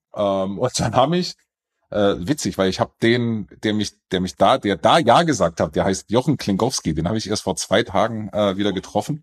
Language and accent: German; near Stuttgart, Baden-Württemberg, Germany; now in Munich, Germany; ich bin in der Nähe von Stuttgart aufgewachsen